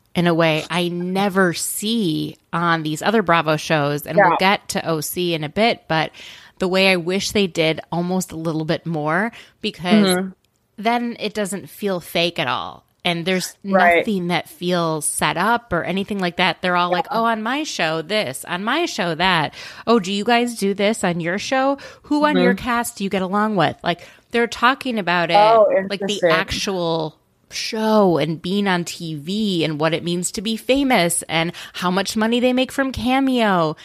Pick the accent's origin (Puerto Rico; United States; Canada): Canada; I'm from Canada.